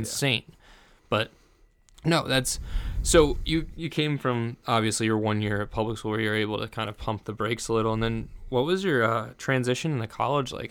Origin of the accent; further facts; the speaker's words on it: New Jersey, United States; moved away; I come from New Jersey